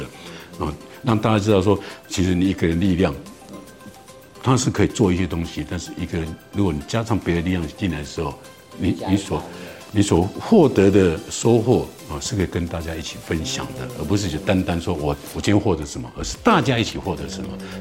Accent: Taiwan; 我们台湾人这种春耕秋收嘛

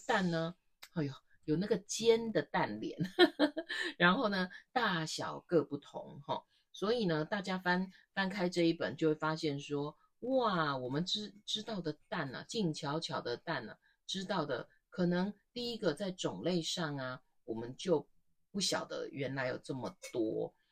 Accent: Taiwan; 我们在台湾日常生活当中

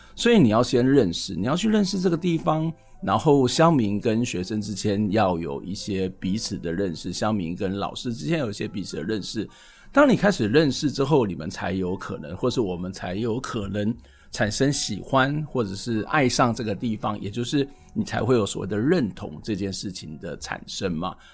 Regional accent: Kaohsiung, Taiwan; 我自己小时候在高雄，曾长的过程当中也会去这个高雄的撞球场

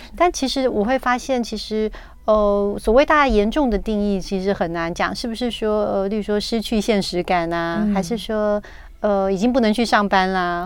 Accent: Taiwan; 我们台湾人真的很急

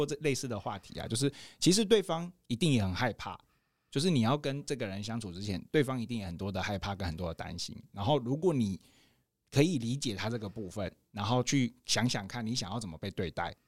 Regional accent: Taitung, Taitung County, Taiwan; 小时候小时候在台东长大

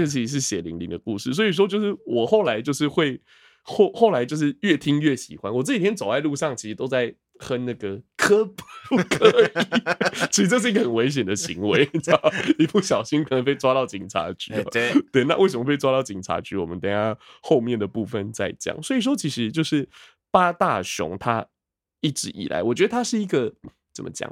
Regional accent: Taiwan; 我们台湾人

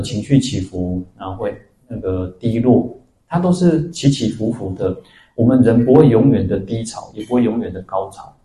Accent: Taiwan; also born or lived in Taipei; 我出生在台湾，然后我在哪里出家，我到了台北

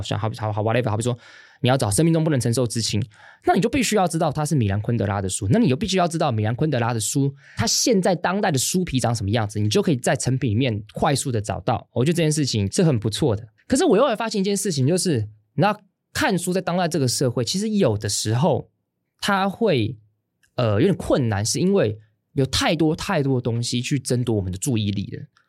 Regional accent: Hsinchu, Taiwan; 我自在新竹长大的，在我小学一年级的时候，因为我们家刚好住在这个文化中心借宿的地方的附近

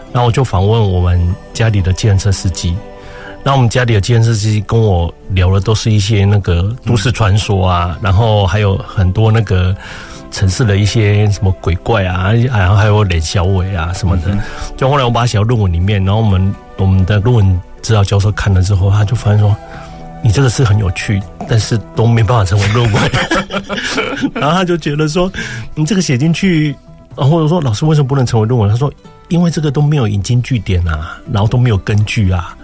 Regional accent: Chiayi, Chiayi City, Taiwan; 我是嘉义人

